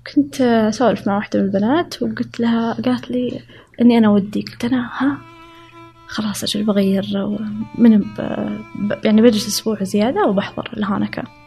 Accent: Saudi Arabia; also born or lived in Riyadh / Chicago; أنا كسعودية

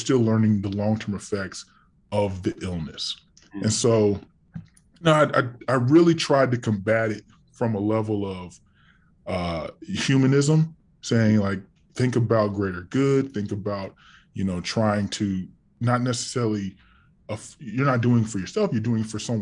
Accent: California, United States; I'm from California

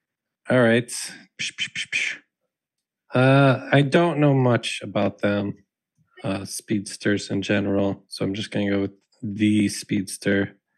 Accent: Texas, United States; now in Wisconsin, United States; I'm from Texas.

